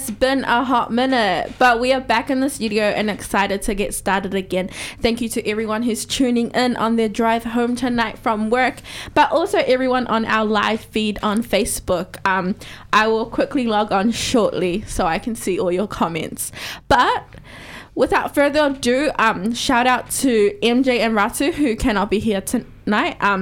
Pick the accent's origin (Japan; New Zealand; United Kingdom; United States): New Zealand; Auckland; moved away as an adult; now in Dunedin, New Zealand; Um, so I'm from Manurewa, South Auckland, six seven.